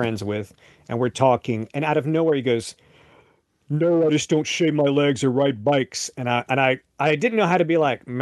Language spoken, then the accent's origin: English; Lewisburg, United States; moved to my hometown of Lewisburg